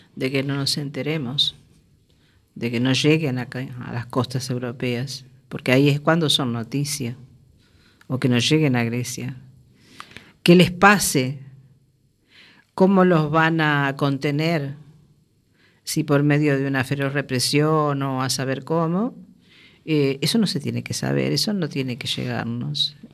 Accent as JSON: {"language": "Spanish", "country": "Uruguay", "said": "yo soy uruguaya"}